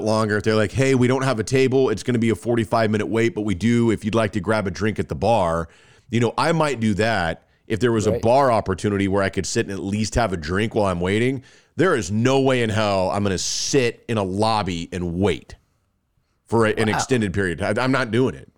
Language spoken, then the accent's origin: English; Texas, United States; I'm from Texas